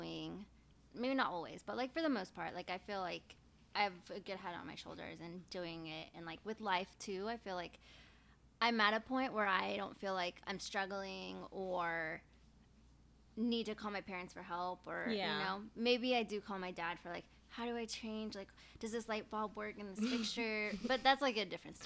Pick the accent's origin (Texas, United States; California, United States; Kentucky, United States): Texas, United States; Houston; I was born here in Houston